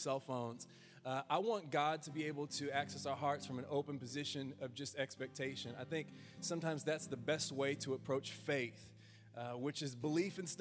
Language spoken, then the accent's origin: English; United States; us as the American people, as your church